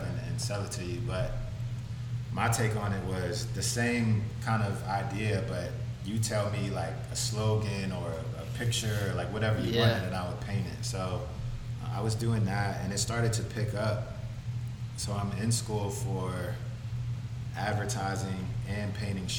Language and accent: English; Madisonville, Kentucky, United States; moved away as an adult; also born or lived in Washington, District of Columbia, United States; now in Los Angeles, United States; I'm from Madisonville, Kentucky, which is southwest tip of Kentucky between Indiana and Tennessee.